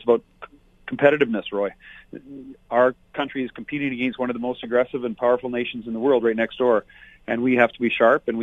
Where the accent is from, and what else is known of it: Fort McMurray, Alberta, Canada